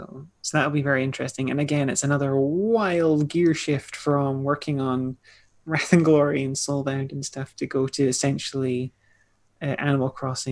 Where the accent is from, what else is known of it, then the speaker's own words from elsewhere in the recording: Scotland, United Kingdom; we're all Scottish devs.